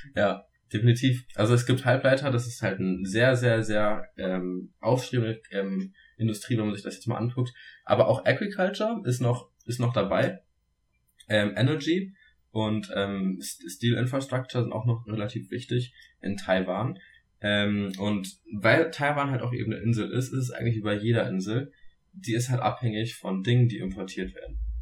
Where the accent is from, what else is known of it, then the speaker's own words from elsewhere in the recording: Germany; bei uns in Deutschland